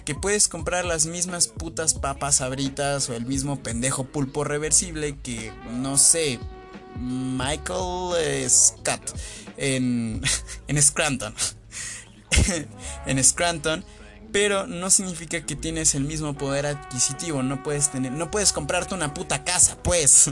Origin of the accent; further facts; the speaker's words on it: Mexico; soy mexicano